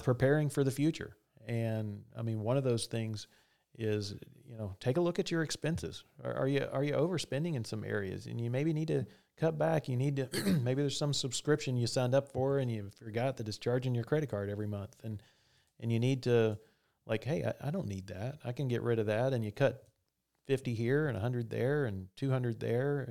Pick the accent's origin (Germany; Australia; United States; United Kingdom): United States; the South; I'm from the South